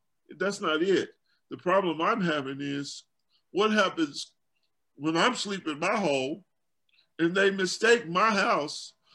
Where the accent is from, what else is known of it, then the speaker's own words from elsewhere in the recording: Louisville, Kentucky, United States; the guys that I grew up around in Louisville, Kentucky